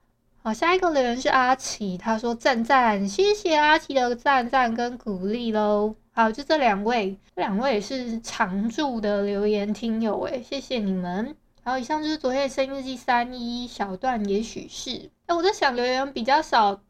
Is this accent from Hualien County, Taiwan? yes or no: yes; Hualien County, Taiwan; 我们花莲这边